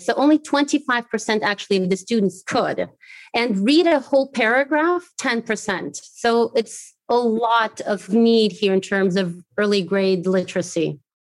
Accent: Morro de São Paulo, near Salvador, Bahia, Brazil; also born or lived in Germany / United States; now in Maputo, Mozambique; I grew up trilingual. So one of the languages that I learned in Brazil was Portuguese. I grew up in a really beautiful island in Morro de São Paulo, so close to Salvador

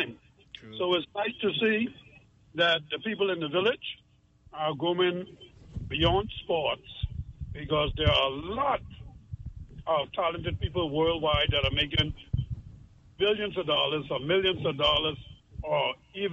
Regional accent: Grand Bahama, Bahamas; now in Turks and Caicos Islands; When I was a kid, growing up in Grand Bahama

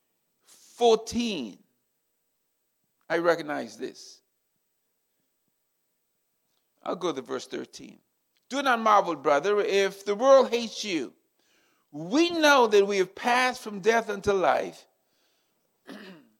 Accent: South Carolina, United States; I'm from the South. I'm a Southern boy. I grew up in South Carolina

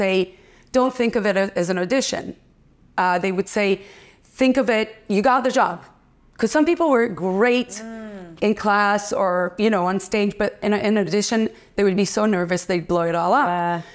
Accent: Israel; moved away as an adult; also born or lived in London / Paris / New York; I went to an art high school in Israel and I studied theater

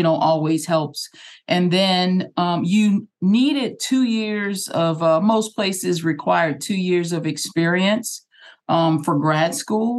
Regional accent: New Orleans, Louisiana, United States; we're NOLA girls together

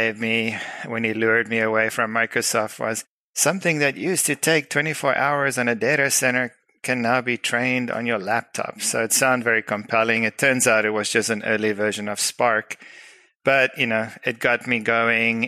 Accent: South Africa; moved away; I'm originally from South Africa, so that explains the weird accent.

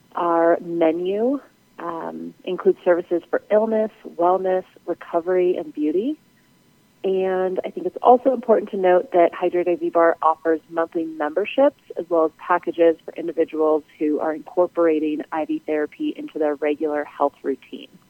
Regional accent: Denver, Colorado, United States; also born or lived in Las Vegas; moving back to my hometown in Denver

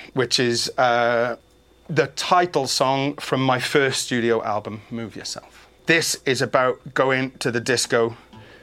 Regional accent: Wales, United Kingdom; now in San Diego, United States; I'm from Wales. We all sing

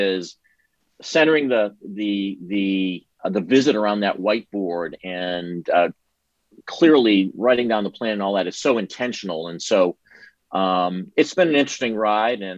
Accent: New England, Massachusetts, United States; moved away as an adult; now in Texas, United States; I grew up in New England

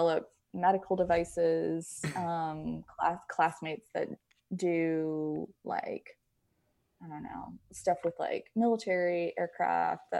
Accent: Prince Frederick, Maryland, United States; also born or lived in Annapolis, Maryland; I grew up in Maryland. I was born in Annapolis and then grew up in a city called Prince Frederick

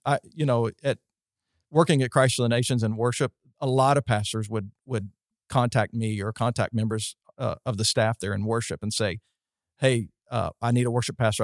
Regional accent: West Virginia, United States; moved away as an adult; also born or lived in Florida; I was from West Virginia

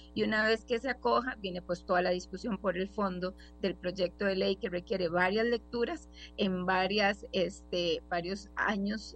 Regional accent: Costa Rica; como, como costarricenses

